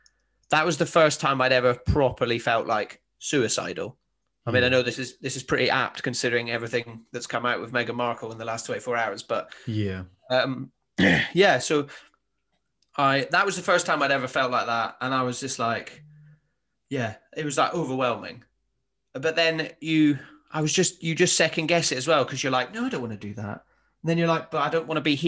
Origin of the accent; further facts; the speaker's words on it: Highlands of Scotland, United Kingdom; moved away as an adult; now in South coast of England, United Kingdom; I'm from the Highlands of Scotland and my mum still lives up there